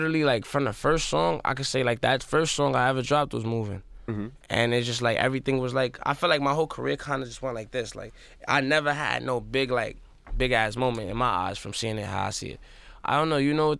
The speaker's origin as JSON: {"language": "English", "town": "South Bronx", "region": "New York", "country": "United States", "said": "I'm from the South Bronx, and I got into music and into like where I'm at, like really just off of self-hustling"}